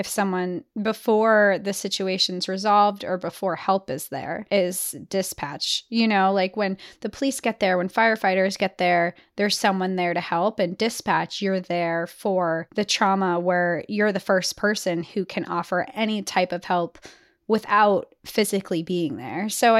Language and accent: English; Georgia, United States; also born or lived in Colorado; I was born in Colorado, where both sides of our family would come together in the mountains for picnics and a dip in the river, but that was it. I was raised in Georgia